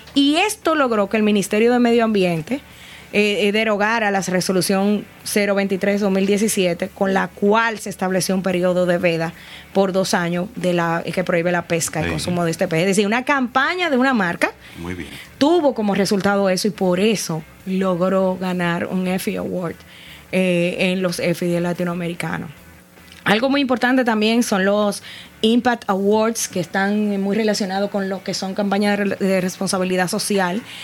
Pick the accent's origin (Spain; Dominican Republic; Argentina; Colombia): Dominican Republic; aparecíamos como República Dominicana